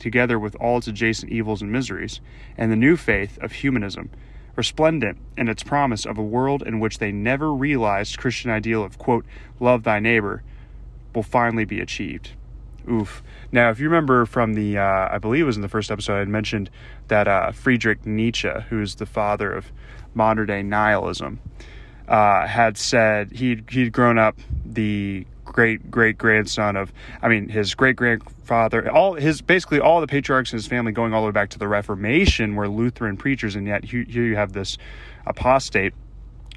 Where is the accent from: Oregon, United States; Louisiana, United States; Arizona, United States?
Louisiana, United States; my home state of Louisiana.